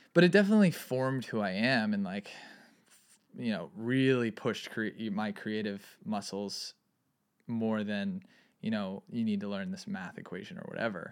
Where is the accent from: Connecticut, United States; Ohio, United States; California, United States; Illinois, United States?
California, United States; Santa Barbara; also born or lived in Ojai; I grew up in Santa Barbara